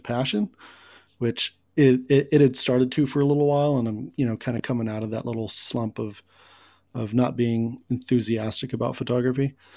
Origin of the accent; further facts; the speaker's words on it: Kansas City, United States; born in Kansas City and it's just in my blood